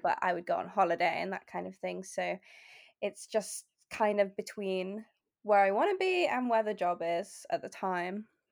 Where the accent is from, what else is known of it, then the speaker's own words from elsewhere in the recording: Bath, South West England, United Kingdom; moved away as an adult; also born or lived in Lake District / Oxford / London / Australia; now in Exeter, United Kingdom; I was born in the Lake District, um, and I moved to Bath when I was about four.